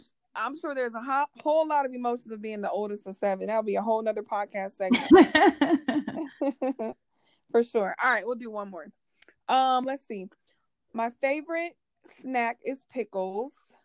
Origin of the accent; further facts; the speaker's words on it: Germany; I was born in Germany and I do have a few brothers